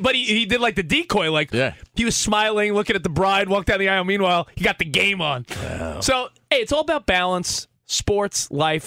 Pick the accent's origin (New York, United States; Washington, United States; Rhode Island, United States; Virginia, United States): New York, United States; now in Los Angeles, United States; I'm a white dude that was born in New York, live in LA now